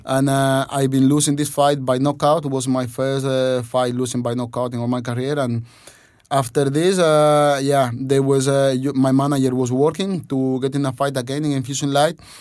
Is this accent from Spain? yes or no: yes; Spain; born or raised there; English is a second language; also born or lived in Dominican Republic